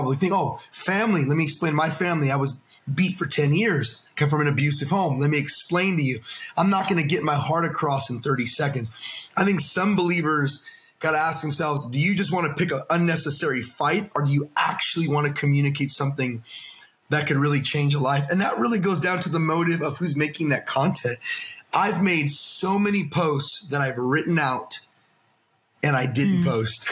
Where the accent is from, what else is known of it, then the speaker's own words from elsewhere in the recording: United States; I'm an American